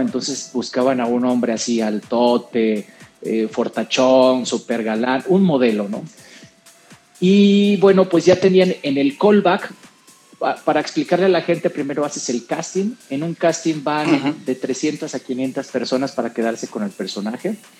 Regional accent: Mexico; also born or lived in San José, Costa Rica / San Luis Potosí, Mexico; now in Mexico City, Mexico; yo nací en San José, en San José de Costa Rica, y desde muy chavo llegué a, México

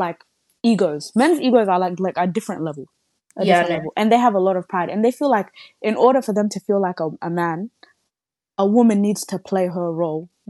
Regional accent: Melbourne, Victoria, Australia; I grew up in Melbourne, the city of Melbourne

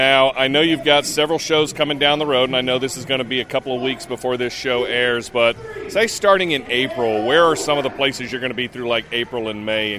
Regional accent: Charlotte, North Carolina, United States; live at the Oddities and Curiosities Expo in my hometown of Charlotte, North Carolina.

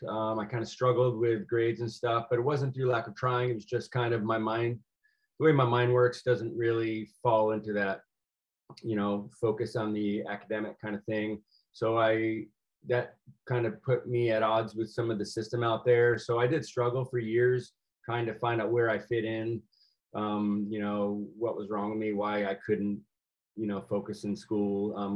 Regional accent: Rhode Island, United States; So I grew up in a pretty traditional East Coast family, Catholic, Republican, you know, of the kind of old mindset.

